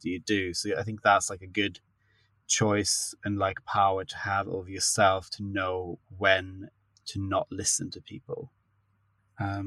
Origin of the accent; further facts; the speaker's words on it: Sweden; moved away as an adult; now in London, United Kingdom; I'm from Sweden originally, but I've been based in London for the past, it's like 8 years now